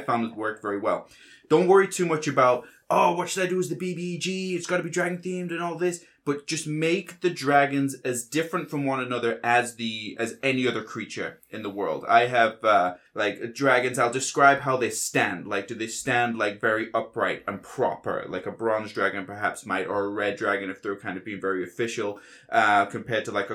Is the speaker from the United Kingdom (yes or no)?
yes; Yorkshire and the Humber, United Kingdom; accent: Yorkshire; my Yorkshire accent